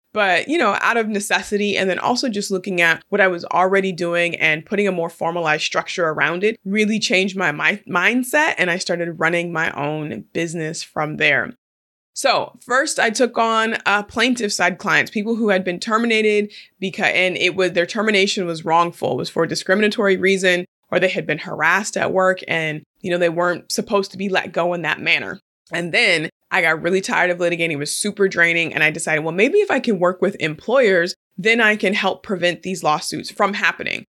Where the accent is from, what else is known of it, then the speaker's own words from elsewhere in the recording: Portland, Oregon, United States; moved away as an adult; now in California, United States; there are just a handful of Black people that are born and raised in Portland, Oregon, and I am one of them.